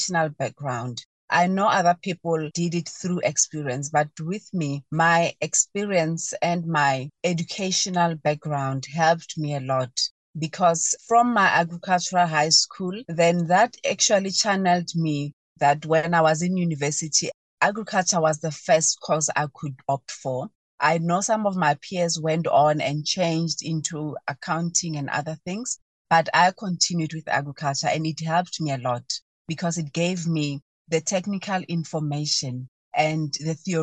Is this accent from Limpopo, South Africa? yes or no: yes; Polokwane area, Limpopo, South Africa; So I was born and bred in Molechi, Ramarivana. It's a small village in Polokwane, outside the Polokwane town in Limpopo province